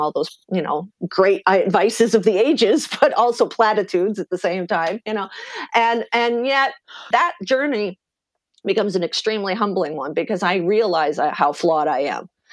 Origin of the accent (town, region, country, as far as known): eastern Pennsylvania, United States; born or raised there